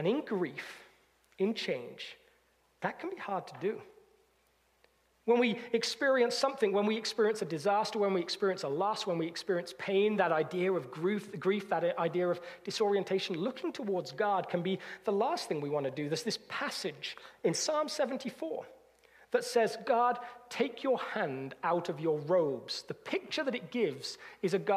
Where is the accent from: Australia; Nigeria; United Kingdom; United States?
United Kingdom